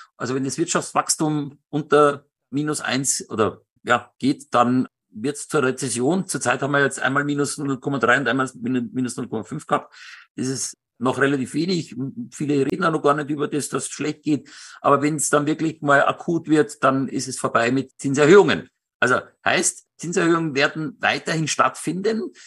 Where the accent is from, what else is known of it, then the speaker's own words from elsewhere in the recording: Benediktbeuern, Bavaria, Germany; moved away; also born or lived in Starnberg / Munich area; meine zweite Heimat und ich bin da aufgewachsen und ich liebe Benedikt Beuern